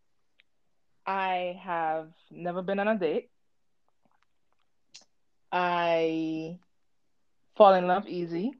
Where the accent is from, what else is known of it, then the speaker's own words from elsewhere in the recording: Puerto Rico; now in Connecticut, United States; I'm originally from the Caribbean, Puerto Rico